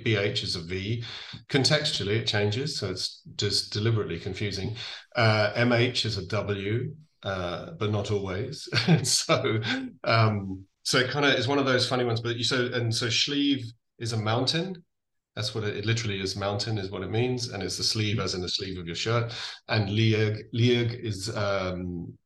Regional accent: England, United Kingdom; moved away as an adult; also born or lived in Central Africa; now in Donegal, Ireland; So my mum and dad left here in the 1960s, and I grew up in England. So that's why I have this accent

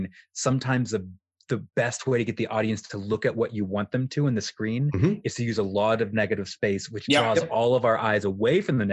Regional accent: Colorado, United States; moved away as an adult; also born or lived in New York City; I flew to where I am now, to my hometown of Colorado

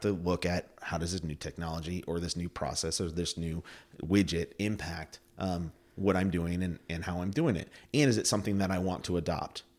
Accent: Plattsburgh, New York, United States; I grew up in Plattsburgh. Uh, my family moved here, um, in the early eighties, uh, when I was a kid. Uh, we were Air Force family, and, uh, I did all my schooling here.

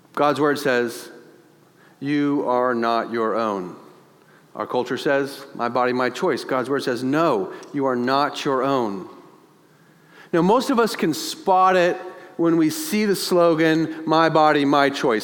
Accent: United States; We are in America

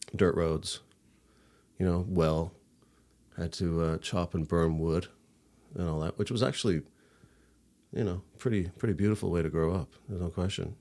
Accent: St. John's, Newfoundland and Labrador, Canada; I'm from, uh, Saint John's. I was born, uh, at the Grace Hospital

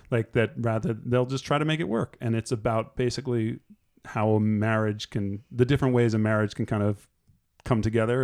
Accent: New Jersey, United States; I'm from Jersey

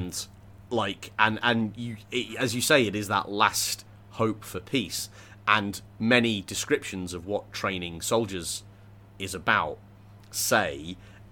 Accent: England, United Kingdom; I grew up in England

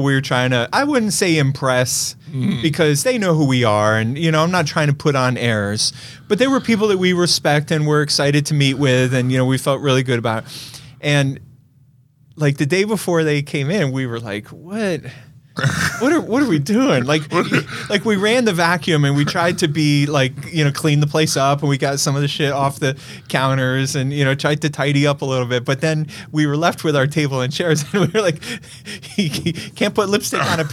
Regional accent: New York City, New York, United States; I grew up in Brooklyn in the 70s

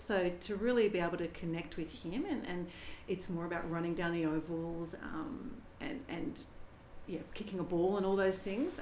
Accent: Canberra, Australian Capital Territory, Australia; now in Sydney, Australia; we're, we're both from Canberra, Nathan and I, so we don't have any family at all in Sydney.

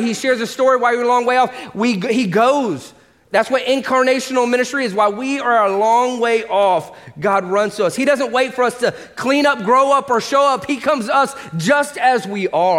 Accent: Orlando, Florida, United States; moved away as an adult; also born or lived in Los Angeles / Atlanta; I was born and raised here in Orlando

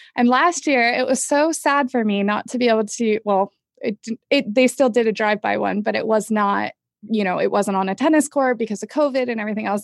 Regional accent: Manhattan Beach, California, United States; I'm actually from Manhattan Beach, so I got I've got some LA connections as well

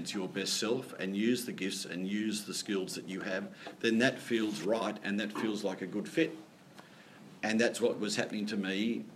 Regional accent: Sydney, New South Wales, Australia; moved away; I was born in Sydney, you know, born in a good part of Sydney, to parents that really valued education, who sent me to a wonderful school

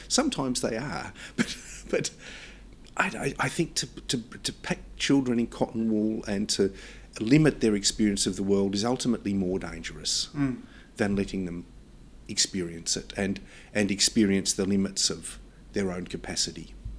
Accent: Australia; my sense of being Australian

